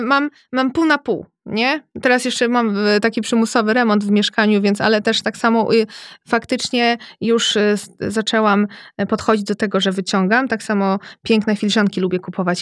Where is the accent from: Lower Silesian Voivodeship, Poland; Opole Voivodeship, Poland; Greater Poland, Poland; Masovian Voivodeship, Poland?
Masovian Voivodeship, Poland; Radom; Jestem z Radomia